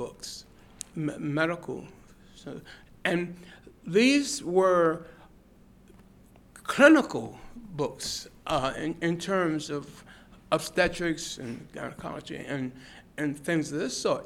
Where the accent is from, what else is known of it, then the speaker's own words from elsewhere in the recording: Washington, District of Columbia, United States; now in Austin, United States; I was born in Washington, D.C., and in 1934